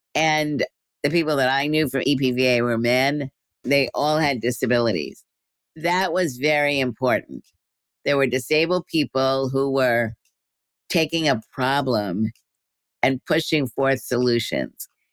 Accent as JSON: {"language": "English", "town": "New York City", "region": "New York", "country": "United States", "tie": "born or raised there", "said": "in New York City, which is where I was growing up in Brooklyn"}